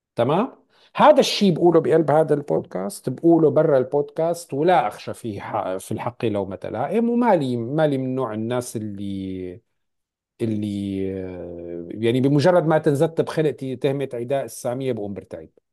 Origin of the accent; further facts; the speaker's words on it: Syria; moved away as an adult; now in Canada; انا فلسطيني فلسطيني سوري